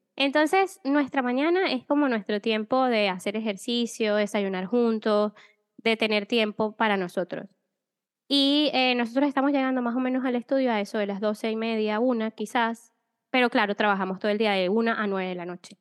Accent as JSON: {"language": "Spanish", "town": "Maracay", "region": "Aragua", "country": "Venezuela", "tie": "born or raised there", "also_born_or_lived": "Spain", "moved": "as an adult", "said": "Yo soy venezolana, nací en Maracay, y mm, nada, viví toda mi vida allá y a los 10, no, 27 años más o menos, decidí salir de Venezuela"}